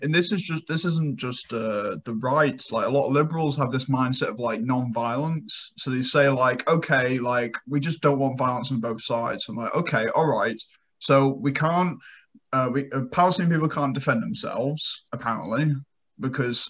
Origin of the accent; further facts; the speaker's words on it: England, United Kingdom; moved away; my home country, England